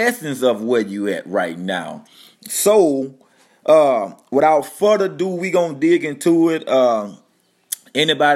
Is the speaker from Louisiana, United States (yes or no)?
yes; Louisiana, United States; moved away as an adult; also born or lived in North Dakota; We moved down to my hometown. You know, we come from North Dakota to Louisiana